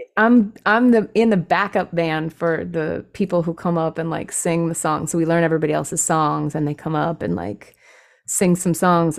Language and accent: English; California, United States; also born or lived in San Francisco; being a Californian